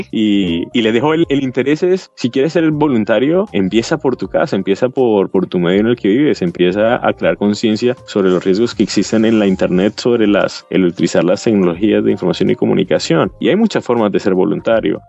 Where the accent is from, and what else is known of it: Colombia; now in Washington, United States